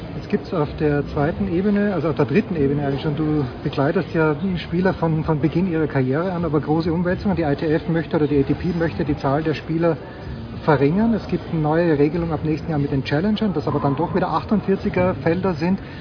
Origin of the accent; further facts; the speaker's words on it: Austria; ich bin auch Österreicher